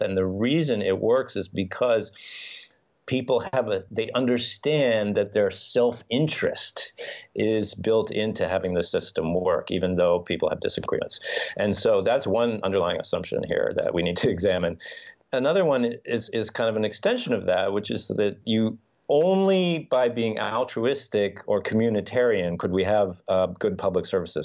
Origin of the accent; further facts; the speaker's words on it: United States; moved away as an adult; also born or lived in New York; now in Finland; as someone who grew up in the US and has family and friends there